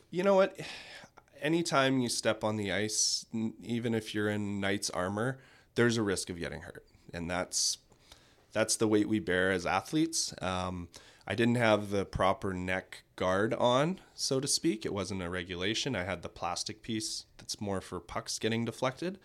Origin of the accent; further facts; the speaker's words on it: Manitoba, Canada; now in Kelowna, Canada; then was back to Brandon, so I'm from Manitoba.